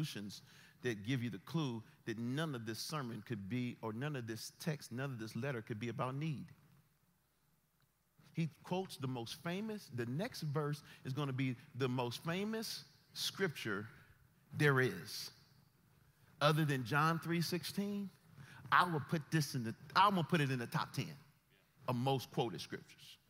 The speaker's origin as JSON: {"language": "English", "country": "United States", "said": "We are Americans"}